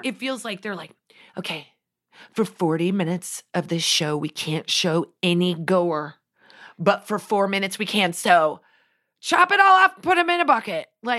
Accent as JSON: {"language": "English", "region": "Nebraska", "country": "United States", "said": "Also, I'm from Nebraska. It's the plains, baby. I am meant to be on the ground."}